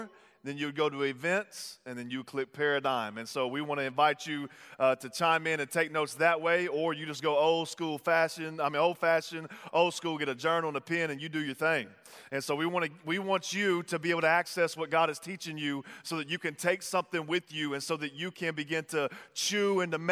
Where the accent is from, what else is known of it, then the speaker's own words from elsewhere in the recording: Tyler, Texas, United States; I'm from Texas, if you don't know that. And so I was living in Texas in Tyler